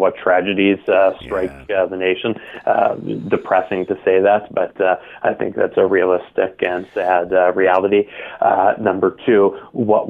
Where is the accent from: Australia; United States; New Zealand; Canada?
Canada; also born or lived in Toronto; I'm a Canadian as well, obviously, as you announced, being based in Toronto